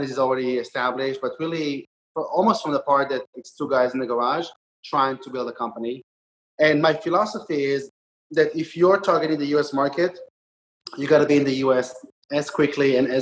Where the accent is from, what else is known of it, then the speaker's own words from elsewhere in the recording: Israel; moved away as an adult; also born or lived in New Jersey; now in New York City, United States; I was born and raised in Israel